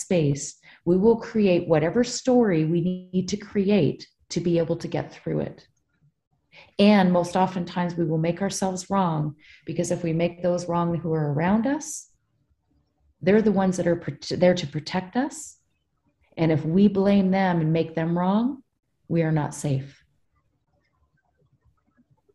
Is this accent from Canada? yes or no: yes; British Columbia, Canada; also born or lived in New Brunswick; I went to BC and I grew up out west.